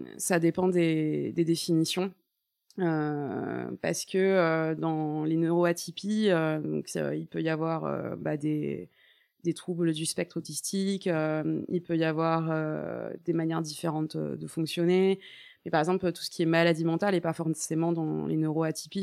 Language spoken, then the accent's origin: French; Paris, Île-de-France, France; moved away as an adult; also born or lived in Toulouse; je suis une vraie parisienne